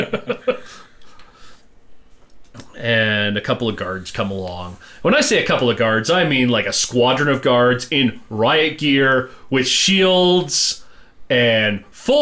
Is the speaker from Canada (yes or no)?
yes; Canada; we're Canadian, we say